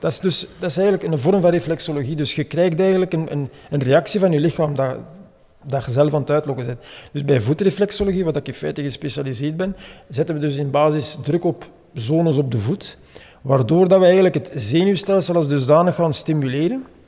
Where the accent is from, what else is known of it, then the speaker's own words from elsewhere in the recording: Hamme, Flanders, Belgium; ik ben eigenlijk van Hamme